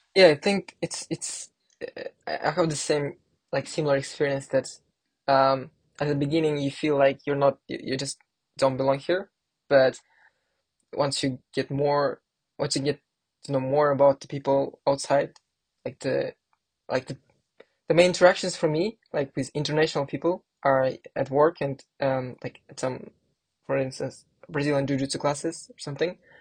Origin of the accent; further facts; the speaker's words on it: Kazakhstan; moved away; in kazakhstan like you know my home country